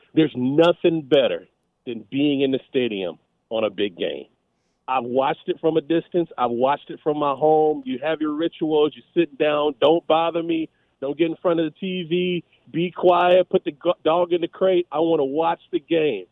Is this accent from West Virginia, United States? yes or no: no; Los Angeles, California, United States; moved away as an adult; now in Las Vegas, United States; I grew up in Los Angeles.